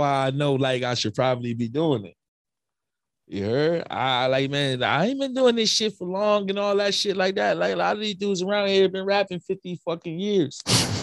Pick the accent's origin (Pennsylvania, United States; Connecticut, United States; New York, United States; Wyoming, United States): Connecticut, United States; Hartford; I'm from the North End